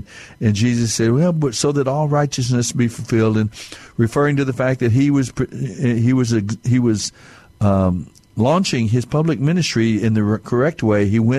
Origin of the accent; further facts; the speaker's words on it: Dumas, Texas, United States; born there; put that I was born in Dumas, Texas, because that's where he had his practice.